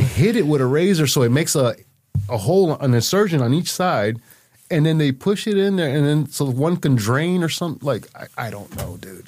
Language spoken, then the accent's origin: English; Miami, Florida, United States; moved away as an adult; now in Holyoke, United States; I'm from Miami and I'm able to stay in Miami